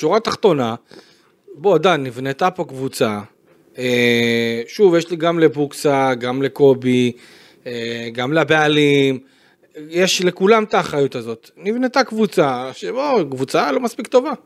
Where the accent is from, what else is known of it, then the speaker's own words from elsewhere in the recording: Beersheba, Southern District, Israel; אני בתור באר שבעי שהיה שם בטרנר